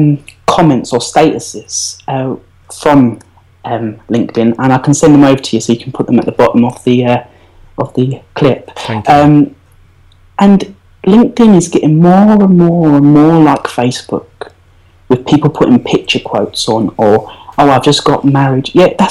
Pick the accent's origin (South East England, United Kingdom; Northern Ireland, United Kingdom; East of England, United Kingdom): East of England, United Kingdom; As you probably can tell, Essex.